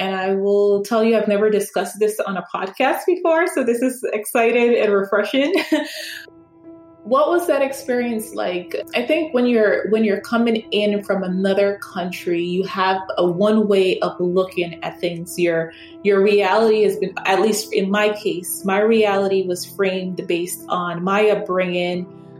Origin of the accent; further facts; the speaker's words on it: New York, United States; And have pretty much grown up here. So everything that I know is based on my lived experience as a New Yorker